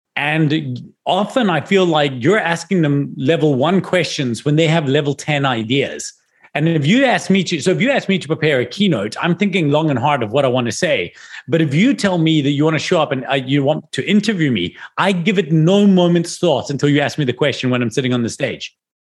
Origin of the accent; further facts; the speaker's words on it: Scotland, United Kingdom; now in South Africa; I'm from Scotland.